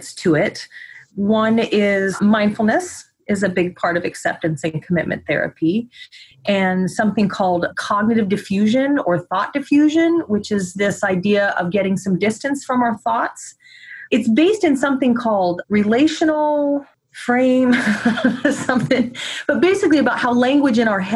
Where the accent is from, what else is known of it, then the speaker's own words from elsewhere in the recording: Midwest, United States; now in Oregon, United States; I was raised in the Midwest and then moved out to Oregon